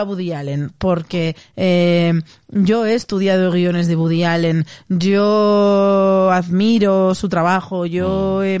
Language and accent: Spanish; Castile and León, Spain; doy gracias como castellano leonesa